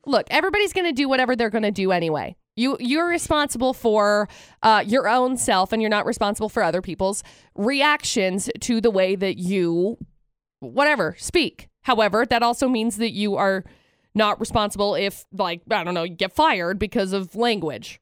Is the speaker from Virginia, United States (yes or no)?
no; Utah, United States; growing up in Utah